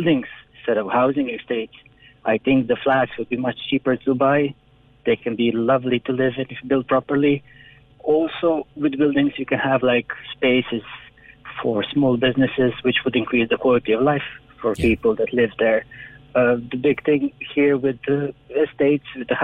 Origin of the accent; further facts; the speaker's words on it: Croatia; moved away as an adult; now in Ireland; I'm from Croatia